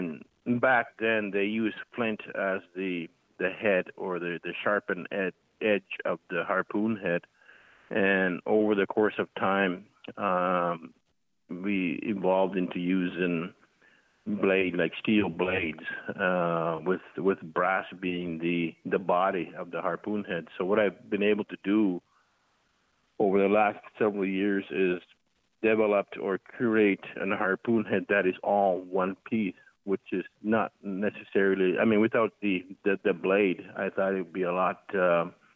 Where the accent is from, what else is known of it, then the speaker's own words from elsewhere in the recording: Coral Harbour, Nunavut, Canada; moved away as an adult; now in Nova Scotia, Canada; I'm living in Nova Scotia at the moment, but I am actually from Coral Harbor, Nunavut